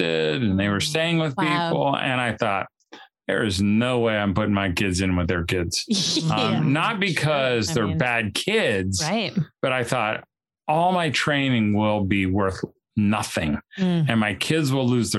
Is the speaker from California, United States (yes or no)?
no; Indiana, United States; I'm from Indiana